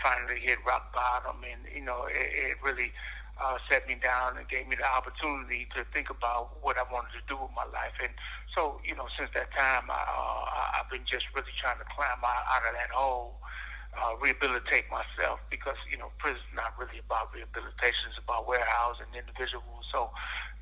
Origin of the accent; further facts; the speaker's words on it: Cleveland, Ohio, United States; I'm from Cleveland, Ohio. I grew up in a small community called The Village in Cleveland.